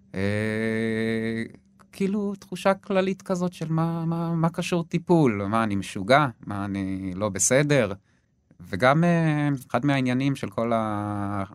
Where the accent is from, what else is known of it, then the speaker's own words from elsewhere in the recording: between Gedera and Yavne, Central District, Israel; also born or lived in London, United Kingdom; now in Hofit, Israel; השתקענו סופית ביישובי גדרות, אה, קבוצת מושבים אה, בין גדרה ליבנה. אה, זהו, שם בעצם גדלתי, בית ספר יסודי